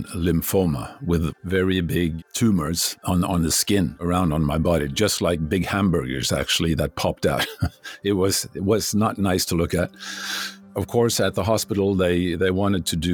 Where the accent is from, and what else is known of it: Norway; English is a second language